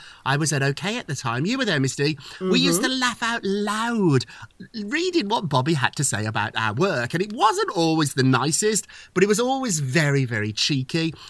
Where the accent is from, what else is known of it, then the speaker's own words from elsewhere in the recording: Birmingham, West Midlands, United Kingdom; moved away; I'm from Birmingham, this industrial town in Great Britain